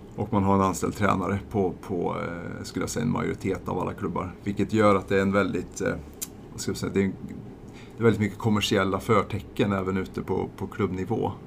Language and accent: Swedish; eastern Värmland, Sweden; Saxå Golfklubb, där jag kommer ifrån, i östra Värmland